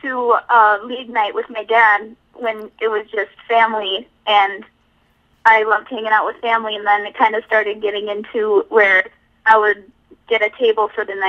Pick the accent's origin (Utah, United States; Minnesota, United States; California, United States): Minnesota, United States; Bloomington; I'm from Bloomington, Minnesota.